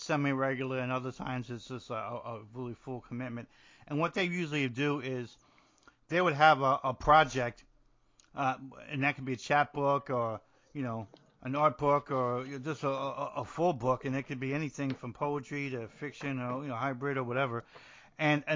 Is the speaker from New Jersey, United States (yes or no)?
yes; New Jersey, United States; now in Georgia, United States; New Jersey, which is my home state.